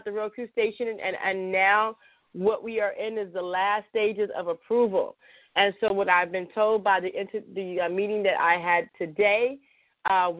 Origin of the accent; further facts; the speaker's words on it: Chicago, Illinois, United States; I'm from Chicago, so I say boyfriend, girlfriend